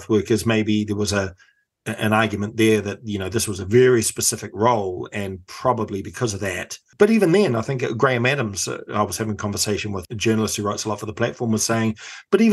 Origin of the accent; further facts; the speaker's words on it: Auckland, New Zealand; I come from Otahuhu in South Auckland